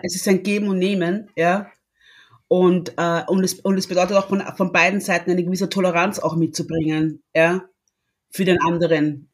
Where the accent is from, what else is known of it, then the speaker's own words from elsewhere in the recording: Austria; also born or lived in Congo; ich bin Österreicherin mit, mit stolzen kongolesischen Wurzeln